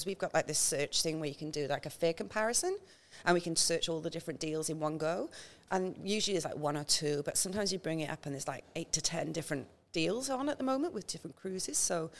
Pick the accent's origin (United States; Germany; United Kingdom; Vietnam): United Kingdom; Wales; now in Townsville, Australia; That's why I moved from Wales to Townsville. I've seen enough snow in my life, thank you.